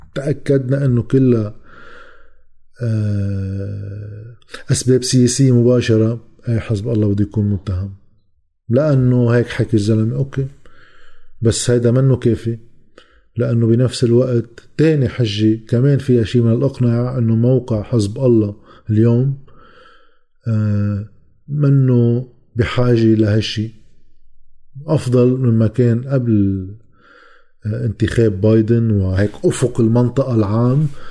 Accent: Lebanon; لنا كلبنانيين

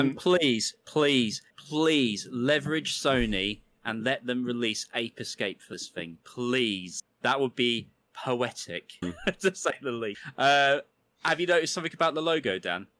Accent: United Kingdom; being a Brit- British kid

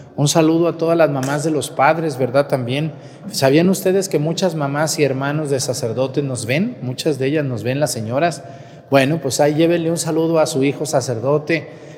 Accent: Mesticacán, Jalisco, Mexico; moved away; en mi pueblo Mesticacán

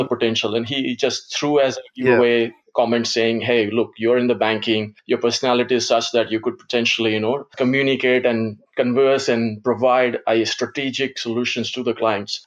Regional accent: Gujarat, India; first language Gujarati; English is a second language; moved away as an adult; now in Australia; my background, ethnic background is Indian. I was born in India and I've been in Australia since 99

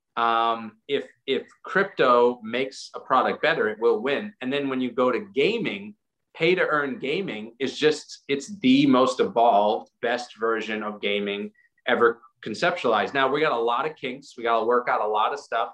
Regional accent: South Africa; moved away; go back to South Africa where I'm from

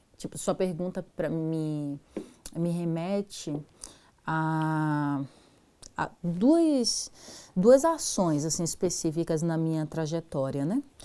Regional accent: Salvador, Bahia, Brazil; now in São Paulo, Brazil; eu venho de Salvador e em Salvador, é, ainda na, na adolescência, já, já integrava o movimento de mulheres negras

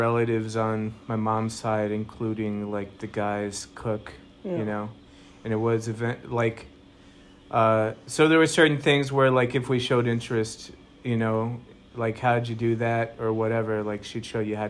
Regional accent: Normal, Illinois, United States; also born or lived in Bogota, Colombia / Wyoming; And then a piece of my childhood was in the Midwest.

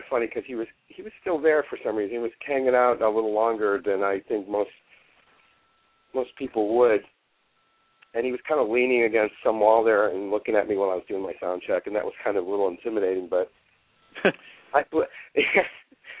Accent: Cleveland, Ohio, United States; the Cleveland gig is that's my hometown.

